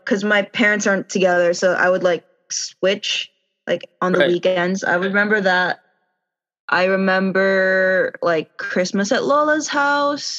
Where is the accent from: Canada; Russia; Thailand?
Thailand; born or raised there; also born or lived in Philippines